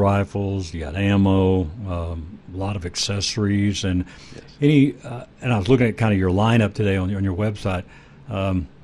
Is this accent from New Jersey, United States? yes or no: no; Texas, United States; I grew up in Texas